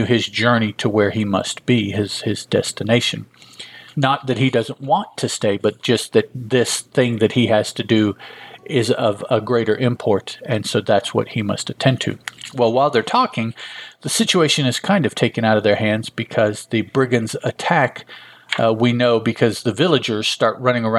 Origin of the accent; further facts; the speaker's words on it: Chicago, Illinois, United States; I grew up in Chicago